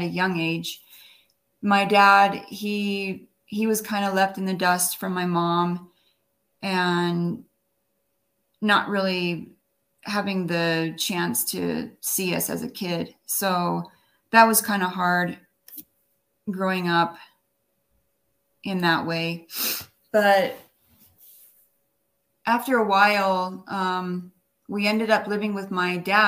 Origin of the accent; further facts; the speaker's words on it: Orem, Utah, United States; also born or lived in Wyoming / New York City; we were raised in Wyoming until about 7 years old, and my mom and dad got divorced, and so we moved to Utah, and we moved to Orem and Provo area